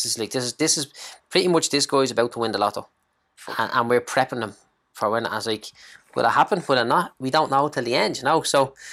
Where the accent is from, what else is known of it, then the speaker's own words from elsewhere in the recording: Clondalkin, Leinster, Ireland; from Clondalkin. Used to be a bricklayer. Now I'm a property investor.